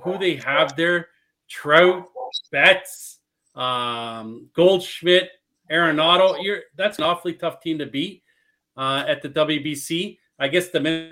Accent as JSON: {"language": "English", "town": "Toronto", "region": "Ontario", "country": "Canada", "said": "I'm from Scarborough"}